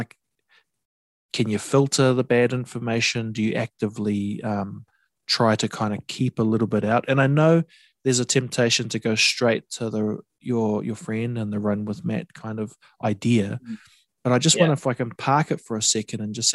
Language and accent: English; Coromandel, Waikato, New Zealand; I grew up in the Coromandel